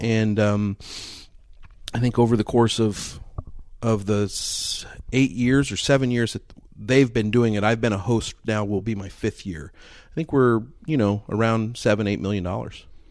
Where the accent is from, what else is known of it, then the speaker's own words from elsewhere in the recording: Kansas City, United States; moved away; I grew up in Kansas City